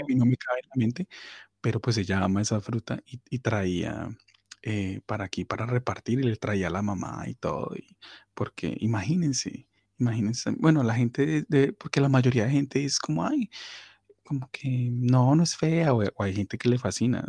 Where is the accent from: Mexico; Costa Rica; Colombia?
Colombia; Cali, Valle del Cauca; yo pues soy caleño y amo el cholado como, buen caleño